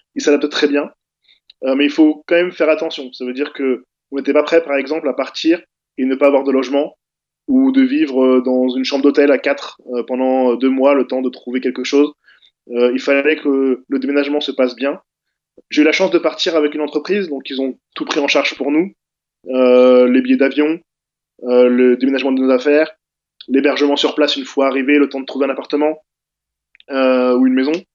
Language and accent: French; France; moved away as an adult; now in Toronto, Canada; je suis d'origine maghrébine. en tout cas, mes parents, moi, je suis né en France